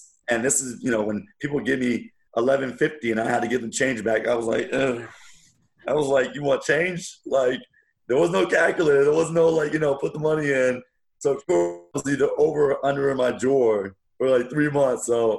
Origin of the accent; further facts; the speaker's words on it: Wichita, Kansas, United States; So I was born in Wichita, Kansas, and here's a funny story.